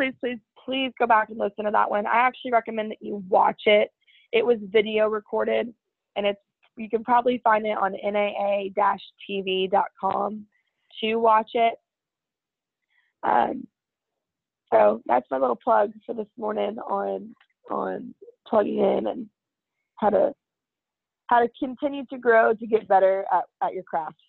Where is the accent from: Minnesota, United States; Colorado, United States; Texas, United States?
Texas, United States; also born or lived in Fairfax; I wasn't born here, but I've been in Texas almost my whole life. I was born in Fairfax.